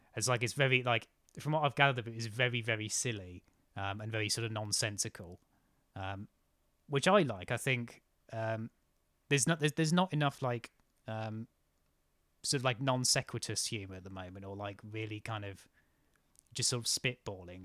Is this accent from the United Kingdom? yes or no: yes; near Cambridge, East of England, United Kingdom; I grew up near Cambridge